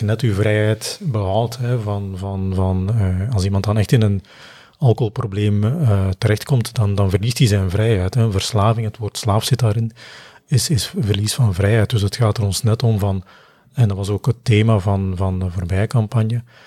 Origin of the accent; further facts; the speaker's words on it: Belgium; we zijn Belgen